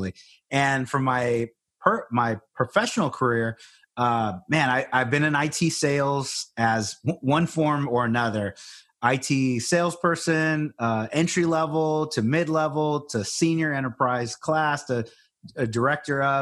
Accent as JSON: {"language": "English", "town": "Corpus Christi", "region": "Texas", "country": "United States", "tie": "born or raised there", "lives_now": "San Antonio, United States", "said": "I grew up in Corpus Christi, Texas"}